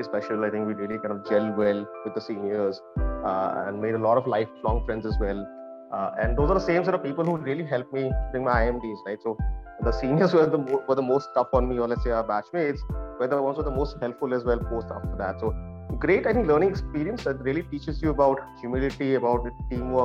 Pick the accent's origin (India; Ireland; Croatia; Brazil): India; Guwahati, Assam; I'm originally from Guwahati, Assam.